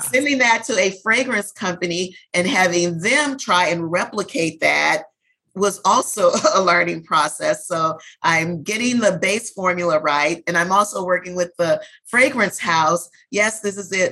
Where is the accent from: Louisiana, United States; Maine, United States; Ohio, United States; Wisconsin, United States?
Louisiana, United States; New Orleans; I was born and raised in New Orleans